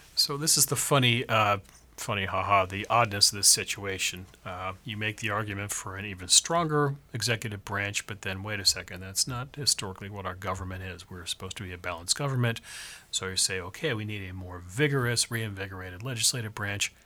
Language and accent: English; California, United States; I come from California